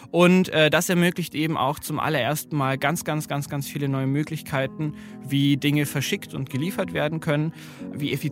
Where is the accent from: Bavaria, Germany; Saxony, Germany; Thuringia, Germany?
Bavaria, Germany; ich komme äh, ursprünglich aus Bayern